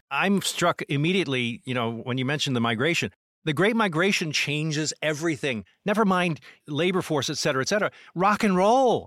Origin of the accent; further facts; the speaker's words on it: New Jersey, United States; I grew up in South Jersey, completely different than North Jersey.